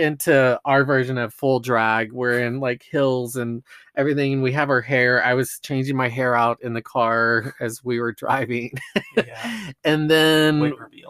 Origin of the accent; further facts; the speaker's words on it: Dallas, Texas, United States; moved away as an adult; now in Denver, United States; I am from Dallas, Texas. I've only been in Denver here for 2 years